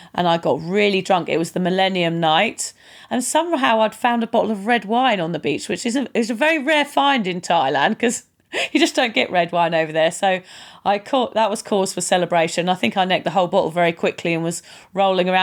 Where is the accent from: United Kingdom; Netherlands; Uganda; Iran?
United Kingdom; moved away as an adult; now in Queensland, Australia